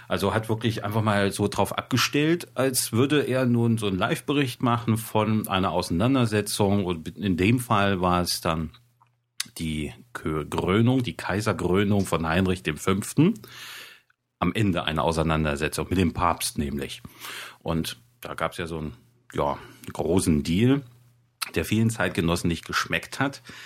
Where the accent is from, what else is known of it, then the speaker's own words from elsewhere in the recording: Thuringia, Germany; mir als Thüringer